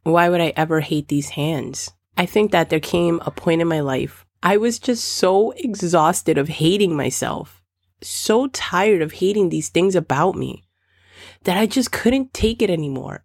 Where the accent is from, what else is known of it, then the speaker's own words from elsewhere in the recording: Dominican Republic; I'm Dominican